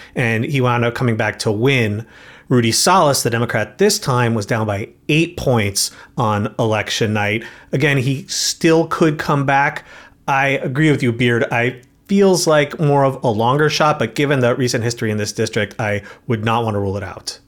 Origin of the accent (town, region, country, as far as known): New York, United States; born or raised there